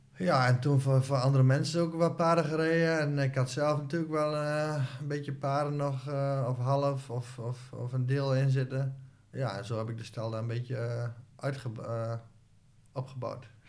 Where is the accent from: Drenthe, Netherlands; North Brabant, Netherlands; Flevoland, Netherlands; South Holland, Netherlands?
Drenthe, Netherlands; Hoogeveen; Ik ben opgegroeid in Hogeveen